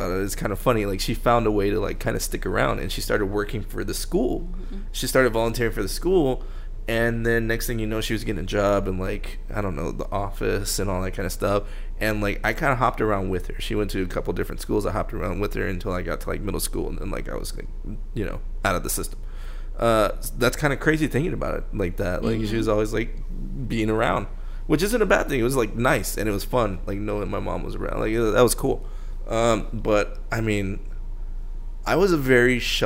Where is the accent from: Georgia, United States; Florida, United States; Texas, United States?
Texas, United States; Pearland; moved away as an adult; all I know is, like, Pearland, Texas.